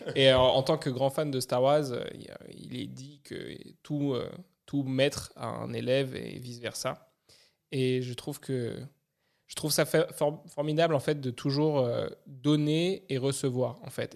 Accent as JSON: {"language": "French", "town": "Paris", "region": "Île-de-France", "country": "France", "tie": "born or raised there", "moved": "yes", "said": "je suis natif de Paris"}